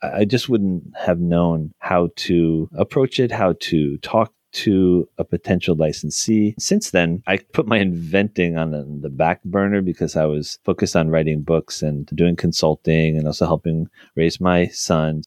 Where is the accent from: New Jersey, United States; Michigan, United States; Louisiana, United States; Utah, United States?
New Jersey, United States; my home state of New Jersey